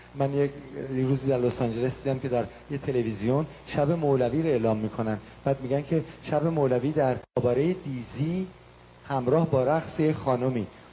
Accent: Iran; moved away; من خجالت میکشم که بگم ایرانی هستم

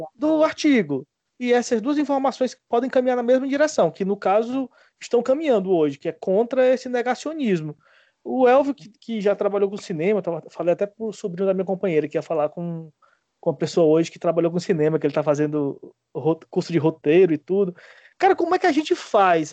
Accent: Ceará, Brazil; accent: Cariri / cearense; moved away as an adult; also born or lived in Cuiabá; now in Natal, Brazil

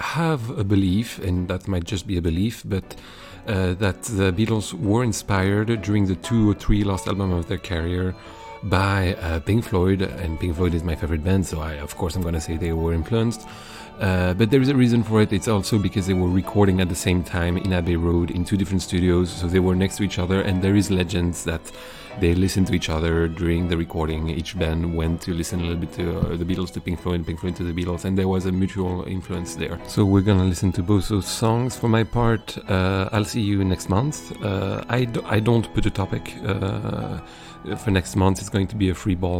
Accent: south of France, France; I grew up in South of France

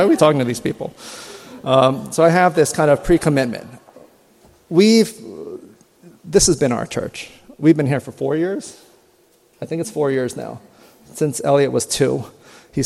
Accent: Maryland, United States; moved away as an adult; now in New Jersey, United States; I grew up in Maryland

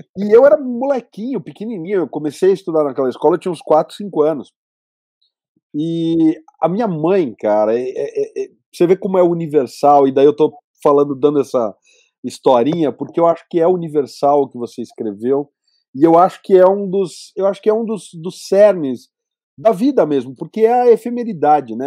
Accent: Campinas, São Paulo, Brazil; moved away as an adult; Eu morava em São Paulo na época, e eu sou de Campinas

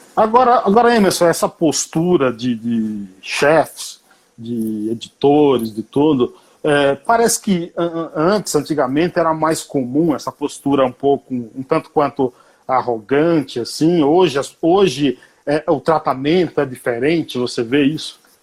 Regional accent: Paiaiá, Bahia, Brazil; em homenagem à minha terra, onde eu nasci

